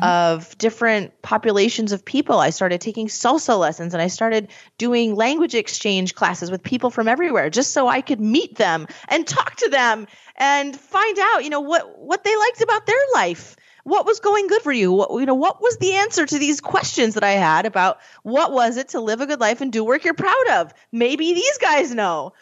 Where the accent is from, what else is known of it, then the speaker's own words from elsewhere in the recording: Scranton, Pennsylvania, United States; I'm from Scranton.